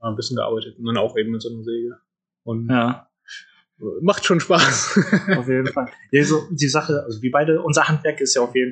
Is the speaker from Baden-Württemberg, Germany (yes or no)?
no; Haan, North Rhine-Westphalia, Germany; ich komme ja aus Hahn, so eine Kleinstadt neben Düsseldorf